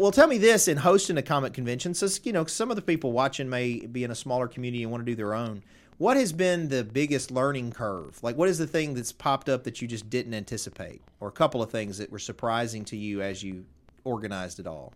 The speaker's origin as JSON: {"language": "English", "area": "Tipton County", "region": "Tennessee", "country": "United States", "tie": "born or raised there", "said": "I'm from Tipton County."}